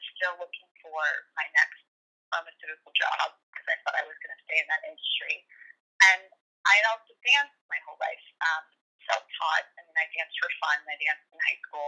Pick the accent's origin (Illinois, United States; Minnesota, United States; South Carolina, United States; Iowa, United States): Illinois, United States; Chicago; I grew up in Chicago